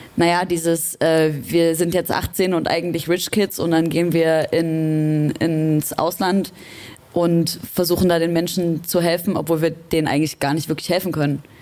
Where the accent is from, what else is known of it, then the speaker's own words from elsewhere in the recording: Leipzig, Saxony, Germany; ich komme aus Leipzig